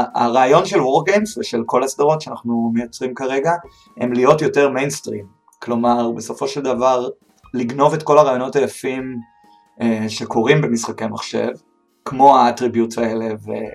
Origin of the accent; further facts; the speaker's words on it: Beersheba, Southern District, Israel; אני מבאר שבע, במקור